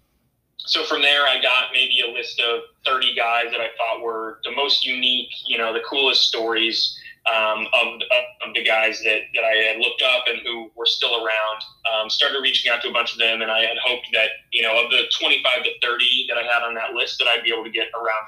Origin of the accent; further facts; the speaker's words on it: Crystal Lake, Illinois, United States; I grew up in Crystal Lake, Illinois, which is a suburb about 45 minutes outside of Chicago